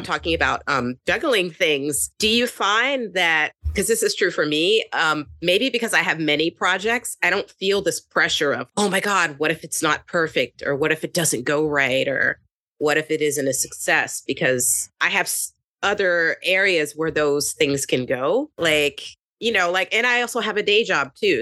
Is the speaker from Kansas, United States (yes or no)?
no; Kentucky, United States; also born or lived in California / Brooklyn, New York; now in New York, United States; I grew up in Kentucky